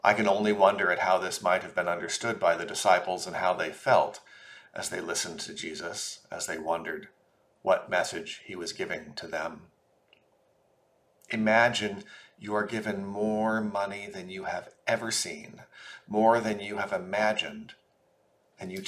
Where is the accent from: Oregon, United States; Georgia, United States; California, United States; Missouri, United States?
Oregon, United States; Portland; I grew up in Portland, Oregon, and attended St. Michael and All Angels Episcopal Church throughout my childhood